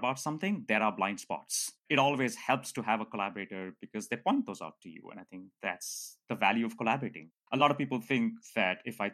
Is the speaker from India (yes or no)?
yes; India; moved away; I grew up in India, not in poverty, but there was poverty around me.